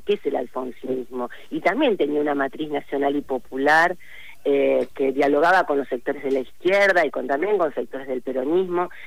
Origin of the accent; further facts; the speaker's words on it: Rosario, Santa Fe, Argentina; nosotros como santafesinos y eh, específicamente en mi caso como eh, rosarina que soy